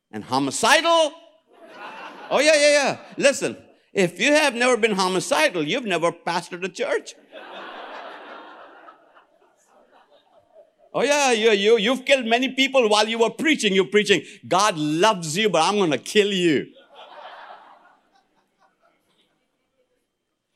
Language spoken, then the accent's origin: English; India; I am an Indian.